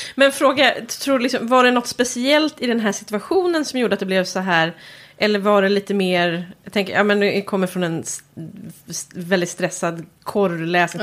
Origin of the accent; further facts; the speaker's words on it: Stockholm, Stockholm County, Sweden; accent: Stockholmsprat (Stockholm speech); jag bor ju ändå i Stockholm och kommer dit med mitt Stockholmsprat